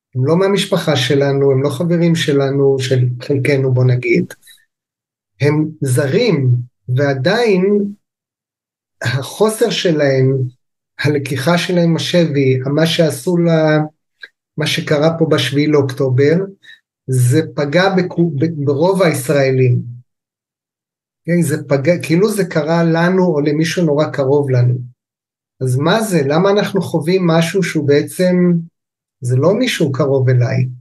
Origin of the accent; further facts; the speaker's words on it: Kibbutz Amiad, Northern District, Israel; also born or lived in England / United States / Japan; now in Lehavot HaBashan, Israel; אני במקורי יליד קיבוץ עמיעד